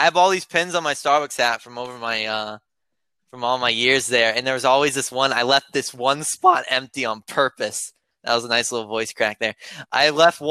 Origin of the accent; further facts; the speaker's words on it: the South, United States; I was raised in the South